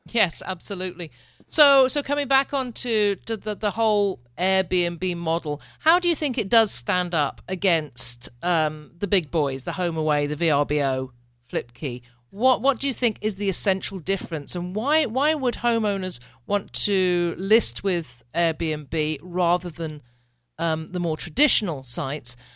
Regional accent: United Kingdom; I'm a Brit

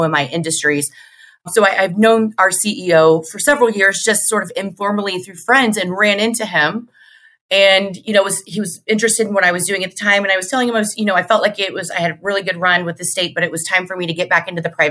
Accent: Central Illinois, United States; I'm from Central Illinois

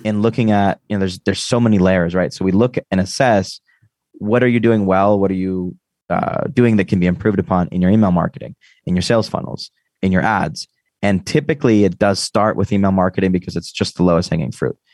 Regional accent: United States; I'm American

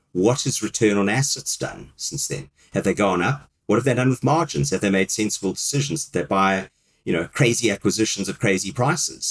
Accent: South Africa; moved away as an adult; now in United Kingdom; my country where I grew up in South Africa

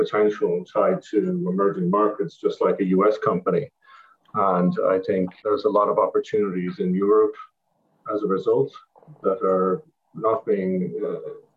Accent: Ireland; moved away as an adult; now in New York City, United States; I'm from Ireland, as people could probably gather from my resume, but I'm located in New York City. I've been here since 2004

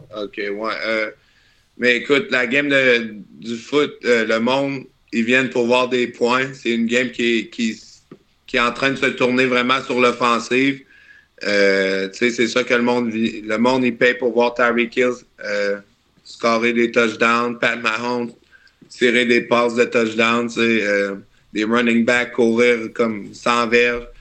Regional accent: Charny, Quebec, Canada; moved away; Je viens de, je viens de Québec, un petit gars de Charny

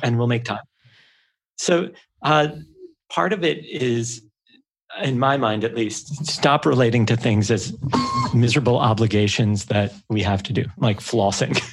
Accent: New York City, New York, United States; I'm from a small island in the northeast of the US. And they go, oh, what island? I go, Manhattan.

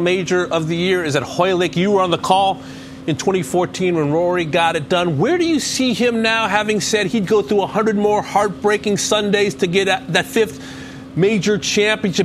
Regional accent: Los Angeles, California, United States; I grew up in Van Nuys

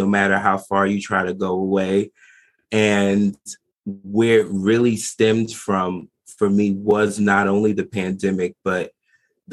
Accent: New Jersey, United States; I am in New Jersey. I am not too far from New York City. I'm an East Coast boy, born and raised, been here for 25 years.

